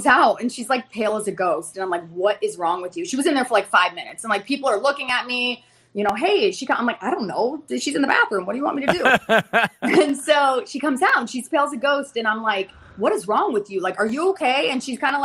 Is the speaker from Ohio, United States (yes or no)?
yes; Ohio, United States; now in Fort Lauderdale, United States; I'm originally from Ohio.